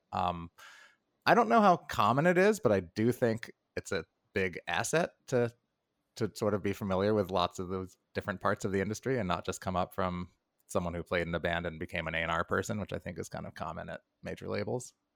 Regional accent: New York, United States; I'm a New Yorker

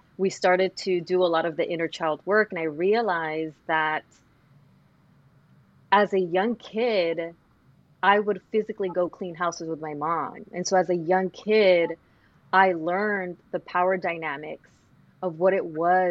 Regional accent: Los Angeles, California, United States; growing up in South Central

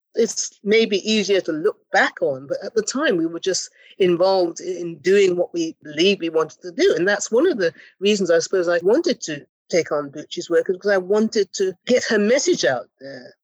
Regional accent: Ghana; moved away; We were both young West African women. I'm from Ghana

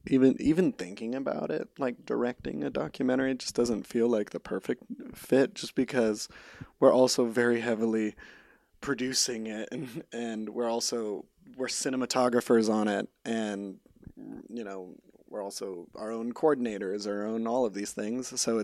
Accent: California, United States; so I grew up in Central California, just 3 hours north of LA, on a dairy farm.

